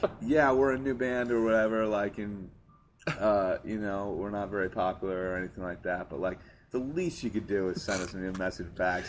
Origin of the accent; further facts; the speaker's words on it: Hartford, Connecticut, United States; Yeah, I was born in Hartford.